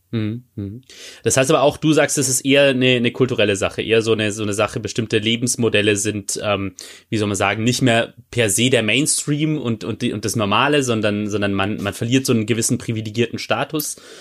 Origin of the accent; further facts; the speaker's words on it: Bavaria, Germany; moved away as an adult; now in Baden-Württemberg, Germany; als gebürtiger Bayer.